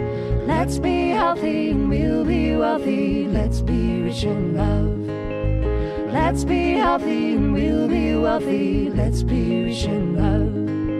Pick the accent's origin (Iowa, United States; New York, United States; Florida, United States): Florida, United States; New Smyrna Beach; So the three of us met back in Florida a while back, little surf town called New Smyrna Beach, Florida.